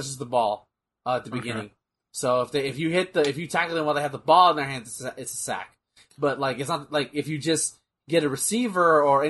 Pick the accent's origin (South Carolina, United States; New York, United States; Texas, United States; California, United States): Texas, United States; Also, he's from my hometown. He's a Texas boy.